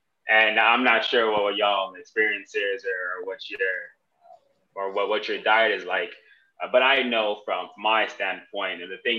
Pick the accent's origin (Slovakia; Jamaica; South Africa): Jamaica; I'm Jamaican